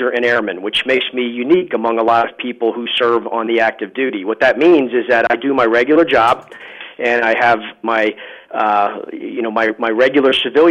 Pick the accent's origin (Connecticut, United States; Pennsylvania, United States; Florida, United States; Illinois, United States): Pennsylvania, United States; Lehigh Valley; I grew up in the Lehigh Valley. I graduated from Northwestern Lehigh High School, which is in the New Tripoli area.